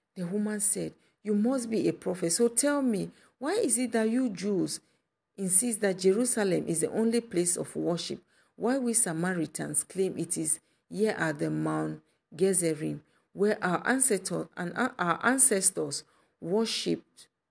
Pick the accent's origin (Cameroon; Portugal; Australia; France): Cameroon; Kumba; my hometown in Cameroon, Nkumba